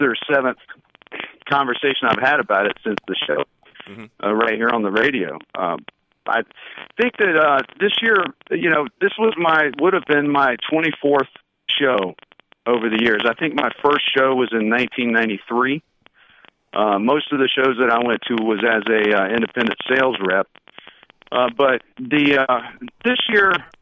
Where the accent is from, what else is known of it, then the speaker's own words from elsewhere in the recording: North Carolina, United States; accent: North Carolina; my North Carolina accent